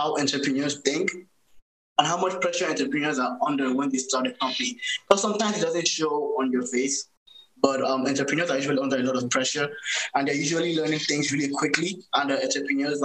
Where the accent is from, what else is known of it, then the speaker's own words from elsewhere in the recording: Nigeria; moved away as an adult; also born or lived in Boston, United States / Canada; now in United States; So I was born in Boston, but I grew up in Nigeria